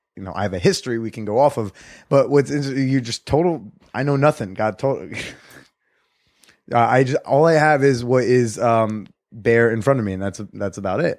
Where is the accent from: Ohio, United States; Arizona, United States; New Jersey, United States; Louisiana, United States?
New Jersey, United States; moved away; I'm actually gonna be in Jersey soon, in the dirty Jers, in my home state